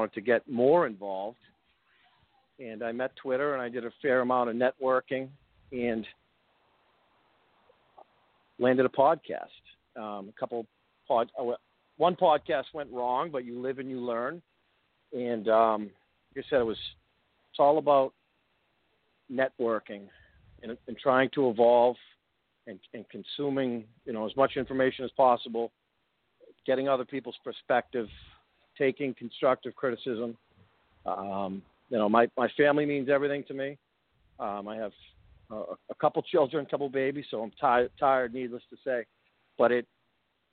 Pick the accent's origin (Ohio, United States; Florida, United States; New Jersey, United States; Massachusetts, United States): Massachusetts, United States; Framingham; also born or lived in Waltham, Massachusetts; I grew up right outside of Boston, a town called Framingham, Massachusetts. I was actually born in Waltham